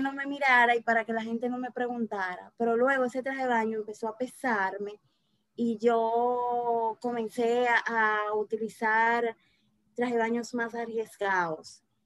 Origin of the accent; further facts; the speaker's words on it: Azua, Dominican Republic; yo nací en Asua